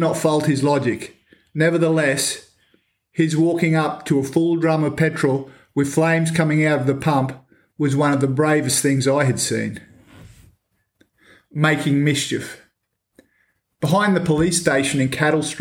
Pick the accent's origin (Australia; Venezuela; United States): Australia; Edmonton, Queensland; living behind a petrol station was probably not the safest place to grow up